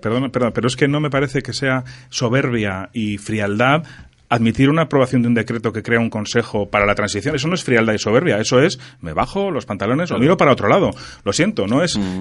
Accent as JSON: {"language": "Spanish", "country": "Spain", "said": "Yo soy español y me encanta ser español"}